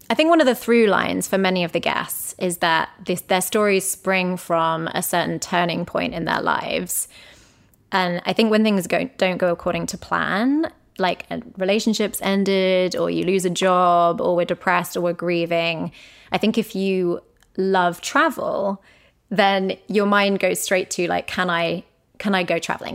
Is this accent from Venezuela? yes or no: no; England, United Kingdom; moved away; we are English people